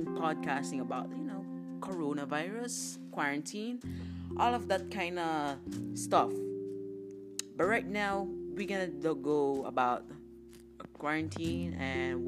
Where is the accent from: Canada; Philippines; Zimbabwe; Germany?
Philippines; moved away; my home country, which is the Philippines